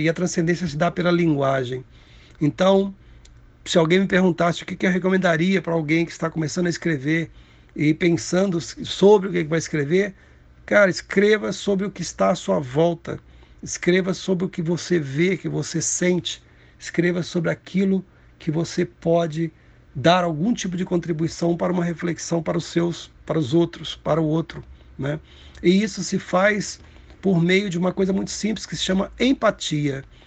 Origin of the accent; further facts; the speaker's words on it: Cataguases, Minas Gerais, Brazil; Cataguases, que é a minha cidade natal